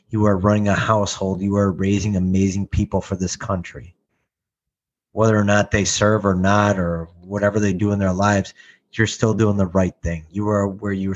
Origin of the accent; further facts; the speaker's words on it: Chicago, Illinois, United States; I'm from legit Chicago. It's called Canaryville.